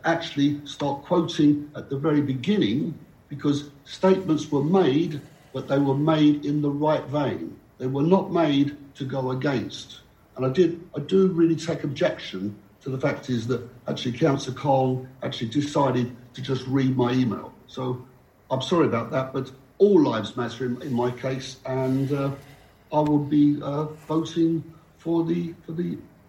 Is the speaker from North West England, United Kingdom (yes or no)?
no; London, United Kingdom; moved away; I come from the East End of London